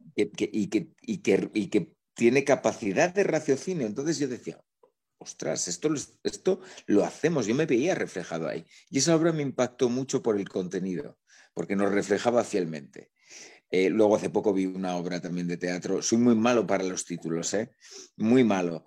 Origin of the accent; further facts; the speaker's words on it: La Rioja, Spain; moved away as an adult; now in Madrid, Spain; no soy de aquí, nací en, el norte de España, ¿Sí? en, La Rioja